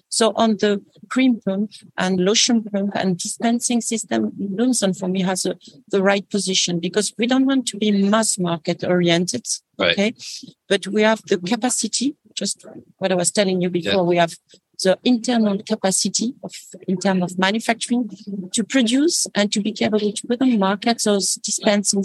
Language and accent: English; France; I'm French.